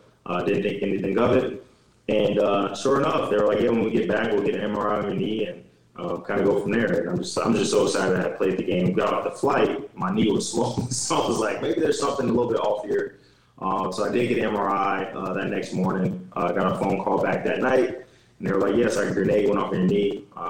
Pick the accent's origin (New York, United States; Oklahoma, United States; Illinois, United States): Illinois, United States; And I grew up in Illinois.